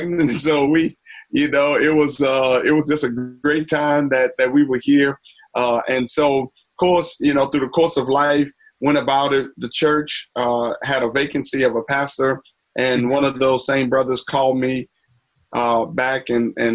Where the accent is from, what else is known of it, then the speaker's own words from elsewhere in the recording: New Orleans, Louisiana, United States; moved away as an adult; also born or lived in Princeton; now in Asbury Park, United States; I'm from, born and raised in New Orleans, Louisiana.